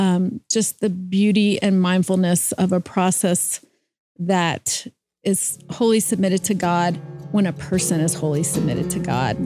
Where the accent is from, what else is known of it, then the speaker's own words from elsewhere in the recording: Louisiana, United States; I grew up in Louisiana